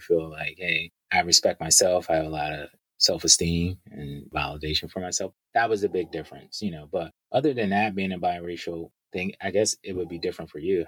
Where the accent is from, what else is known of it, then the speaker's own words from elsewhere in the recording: United States; As a black man growing up in America